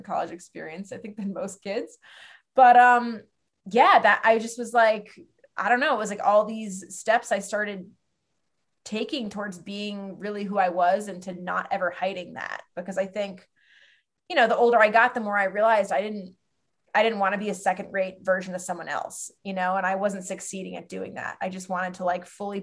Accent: Western Massachusetts, United States; I grew up in Western Mass

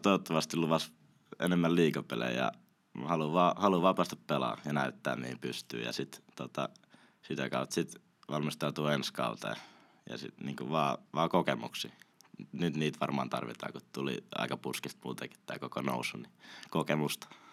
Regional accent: Espoo, Uusimaa, Finland; also born or lived in Kauniainen; now in Helsinki, Finland; olen asunut Espoossa melkein koko ikäni, nyt asun Helsingin puolella, mutta tota, espoolainen henke ja vere

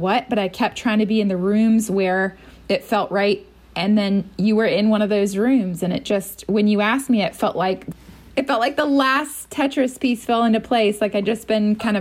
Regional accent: North Carolina, United States; moved away as an adult; also born or lived in Boston / New York / Minnesota; I'm from North Carolina.

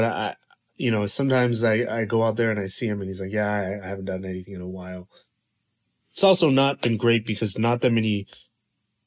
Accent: Durham, North Carolina, United States; moved away as an adult; also born or lived in Chapel Hill, North Carolina; now in China; I grew up in Durham, Chapel Hill

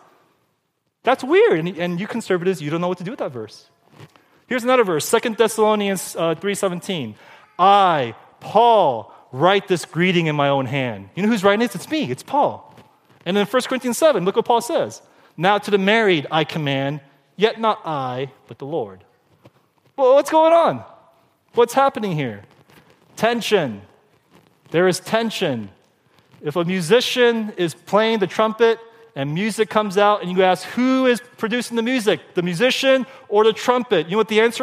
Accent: Glendora, California, United States; I grew up in Glendora, no Asians, very white, very non-Asian

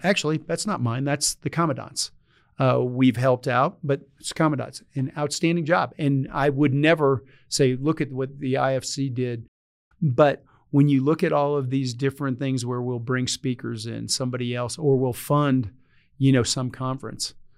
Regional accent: Reidsville, North Carolina, United States; moved away; I grew up in this little town called Reedsville, North Carolina

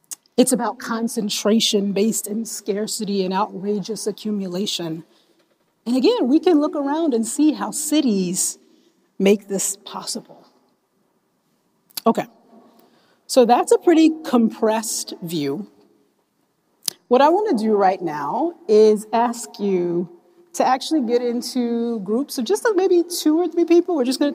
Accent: North Carolina, United States; moved away as an adult; now in Washington, United States; So when I came here, I came to DC in 2004. I came from North Carolina, a town of, at the time, of about 230,000 people.

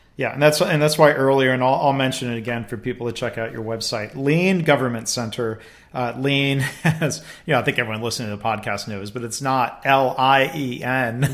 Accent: Livonia, Michigan, United States; my hometown district in, uh, Michigan, the, uh, Detroit suburbs, Livonia Public Schools

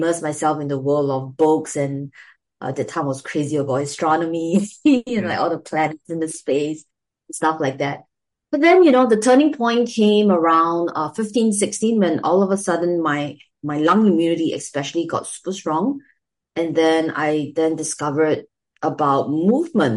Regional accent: Singapore; my experience growing up in Singapore.

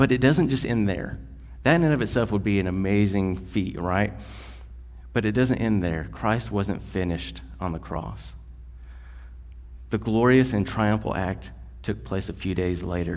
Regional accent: West Texas, United States; We are white guys from West Texas

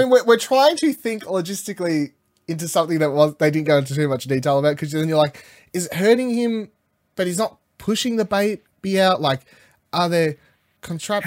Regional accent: Australia; I'm Australian

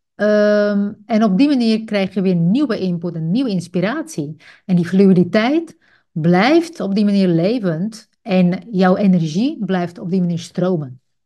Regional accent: Czechia; Dutch is a second language; moved away as an adult; now in Netherlands; Ik groeide op in een socialistisch land. Ik ben geboren in Tsjechië.

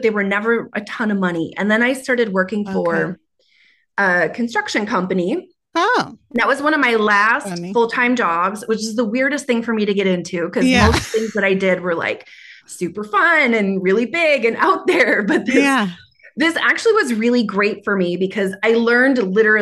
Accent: Minnesota, United States; accent: Minnesota; moved away as an adult; also born or lived in California; My Minnesota accent's coming up

